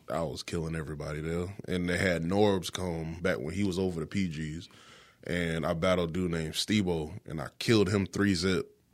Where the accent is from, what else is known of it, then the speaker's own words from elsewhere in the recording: Florence, South Carolina, United States; I'm from West Florence